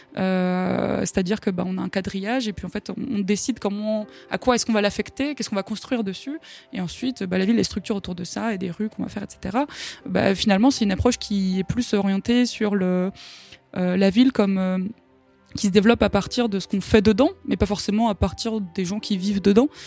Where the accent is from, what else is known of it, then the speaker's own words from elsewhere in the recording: France; en tant que Français